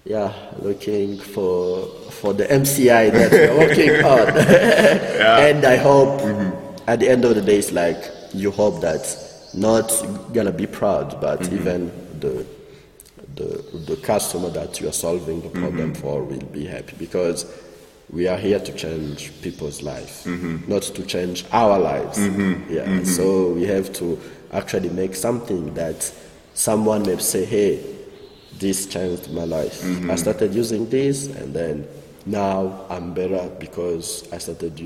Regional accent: Rwanda; we are from Rwanda

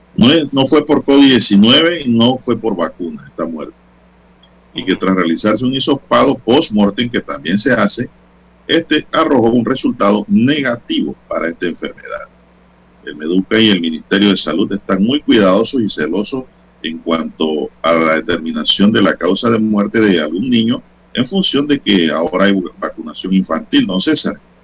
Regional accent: San Miguelito, Panama; Yo soy un hijo de San Miguelito

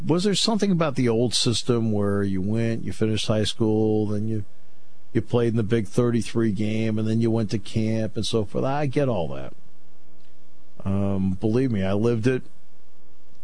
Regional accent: Enfield, Connecticut, United States; I grew up in Enfield, Connecticut. That's where Kevin and I grew up

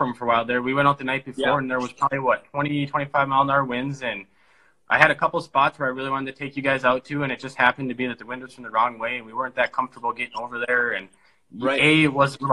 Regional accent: Devils Lake, North Dakota, United States; I was born and raised in Devil's Lake, North Dakota

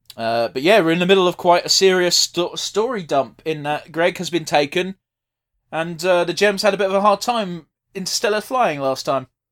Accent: United Kingdom; we're British, we're used to the class system

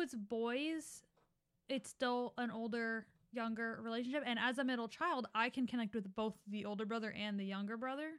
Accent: Philadelphia, Pennsylvania, United States; we grew up in Philly going to public school

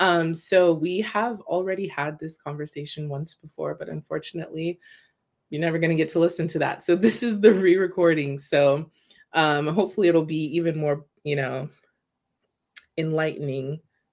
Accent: United States; but obviously I'm American.

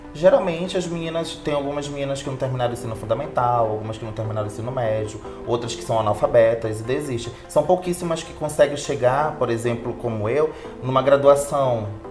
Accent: Belém, Pará, Brazil; moved away as an adult; now in São Paulo, Brazil; sou paraense

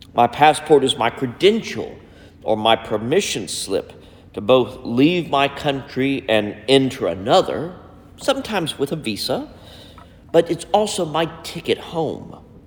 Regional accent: United States; as an American citizen

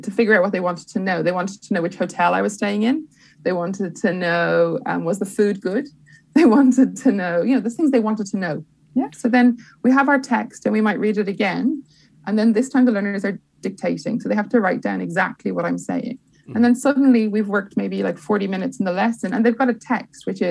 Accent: Dublin, Leinster, Ireland; also born or lived in London; now in Dublin, Ireland; I'm from Dublin, but I live in London

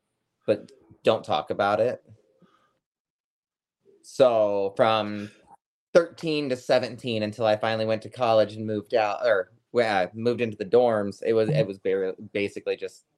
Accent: Iowa, United States; Yeah, getting the hell out of that little shithole.

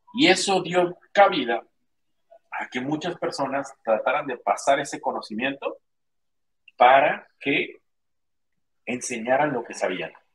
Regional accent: Mexico; soy mexicano

